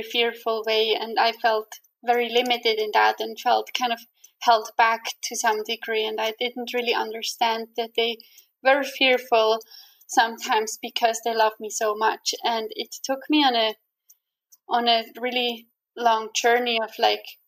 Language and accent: English; Switzerland; English is a second language; moved away as an adult; also born or lived in Canada; my home country, Switzerland